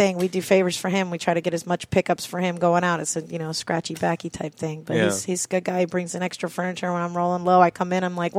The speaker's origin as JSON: {"language": "English", "region": "the Florida Keys", "country": "United States", "tie": "born or raised there", "also_born_or_lived": "Maine", "said": "Everybody wants to live here in the Keys. It's beautiful. I grew up here."}